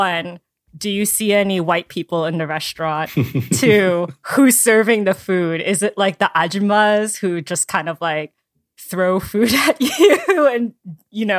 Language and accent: English; East Coast, United States; also born or lived in New York; now in Los Angeles, United States; I grew up in the East Coast and then I moved